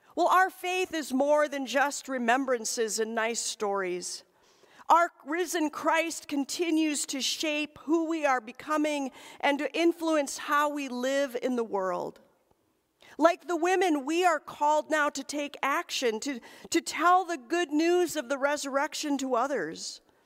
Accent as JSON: {"language": "English", "region": "Michigan's Upper Peninsula", "country": "United States", "tie": "born or raised there", "moved": "yes", "said": "we visited the cemetery in my hometown"}